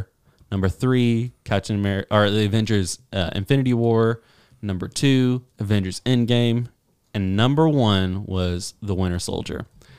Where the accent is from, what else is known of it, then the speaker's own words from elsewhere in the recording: Kentucky, United States; I grew up in Kentucky, and for some reason, everybody drank Pepsi.